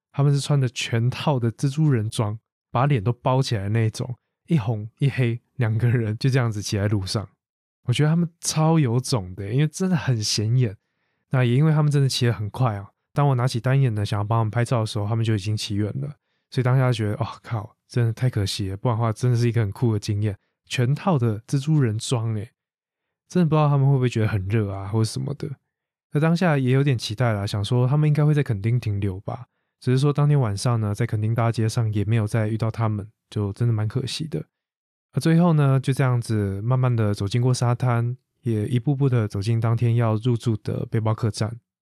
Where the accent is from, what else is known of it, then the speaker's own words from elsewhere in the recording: Taiwan; 把台湾 ，我的家乡这么美丽的一个地方